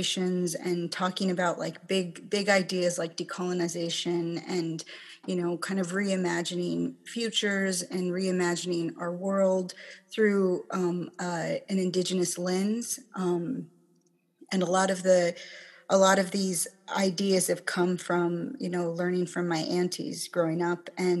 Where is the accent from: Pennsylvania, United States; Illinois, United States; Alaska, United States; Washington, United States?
Alaska, United States; Kenai; also born or lived in Chickaloon Village, Alaska / Anchorage, Alaska; I grew up on the Kenai